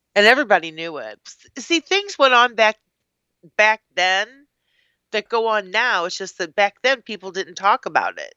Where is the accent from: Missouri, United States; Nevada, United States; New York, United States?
Missouri, United States; Clayton; I grew up in Clayton.